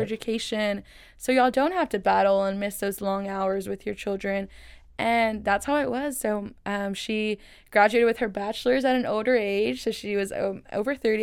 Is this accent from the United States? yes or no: yes; Waco, Texas, United States; first language Spanish; English is a second language; I was born and raised here in Waco, Texas